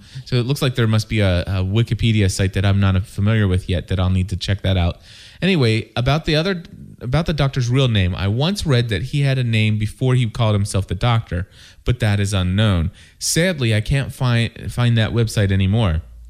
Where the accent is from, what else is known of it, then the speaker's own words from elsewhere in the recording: California, United States; I've done something like 5 British plays, and I'm from California.